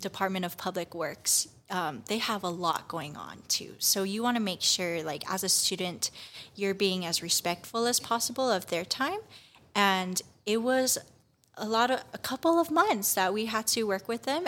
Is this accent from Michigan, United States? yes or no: no; Kauai, Hawaii, United States; moved away as an adult; now in Hilo, United States; I am originally from Kauai, and I am a student at the University of Hawaii at Hilo